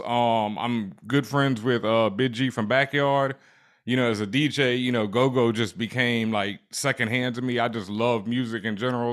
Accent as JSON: {"language": "English", "town": "Houston", "region": "Texas", "country": "United States", "tie": "born or raised there", "also_born_or_lived": "Cheyenne, Wyoming / Washington, District of Columbia, United States / Los Angeles", "moved": "as an adult", "lives_now": "Brooklyn, United States", "said": "I'm originally from Houston, Texas, Third Ward, South ah, Side."}